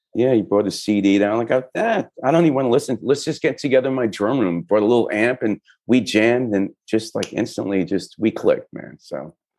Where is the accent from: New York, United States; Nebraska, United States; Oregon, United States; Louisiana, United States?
New York, United States; New York City; Brooklyn, my hometown.